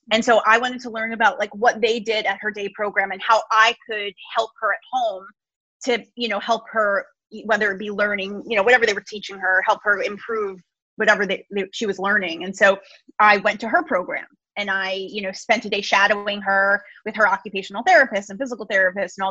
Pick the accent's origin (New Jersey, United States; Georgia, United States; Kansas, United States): New Jersey, United States; I'm from New Jersey.